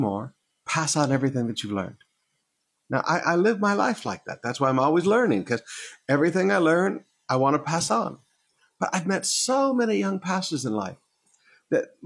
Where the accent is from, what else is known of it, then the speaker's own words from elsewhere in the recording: Michigan, United States; moved away; also born or lived in Alabama; when I was a young boy, growing up in Michigan